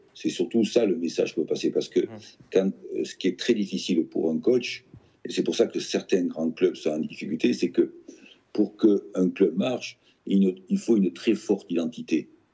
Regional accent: Nouvelle-Aquitaine, France; je suis né en Aquitaine

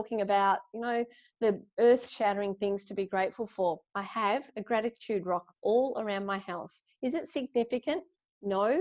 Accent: Ballarat, Victoria, Australia; now in Sydney, Australia; I was born in Ballarat, like inland, we used to holiday by the beach

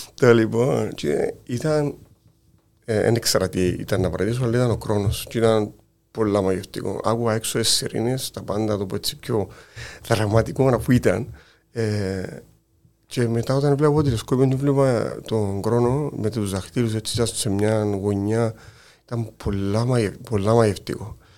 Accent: Kiti, Larnaca District, Cyprus; κατάγομαι από το Κίτιν

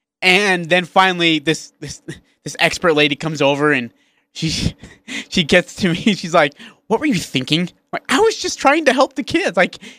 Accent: India; now in Utah, United States; I'm from India.

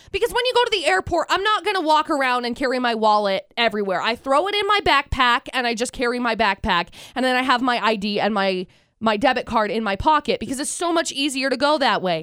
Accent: Utah, United States; born or raised there

